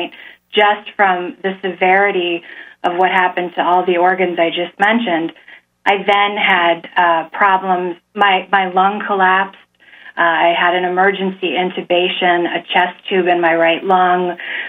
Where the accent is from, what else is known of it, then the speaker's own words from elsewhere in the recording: Virginia, United States; born there; I was born in Virginia, but my parents have strong ties to Central New York